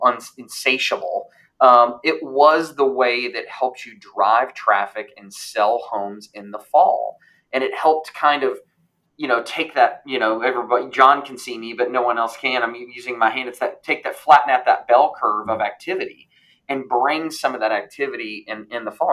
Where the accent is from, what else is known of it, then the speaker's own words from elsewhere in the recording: Louisville, Kentucky, United States; moved away; also born or lived in Indianapolis, Indiana / Huntsville, Alabama / Raleigh, North Carolina; where I grew up in Louisville, Kentucky